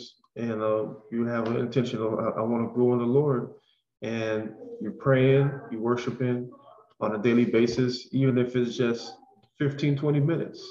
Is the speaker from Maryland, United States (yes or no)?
no; North Miami Beach, Florida, United States; we're both from Miami, Florida. I grew up in the neighborhood of North Miami Beach